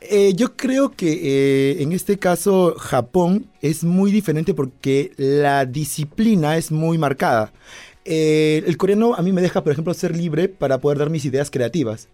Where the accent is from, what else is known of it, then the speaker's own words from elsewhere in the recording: Peru; Yo soy peruano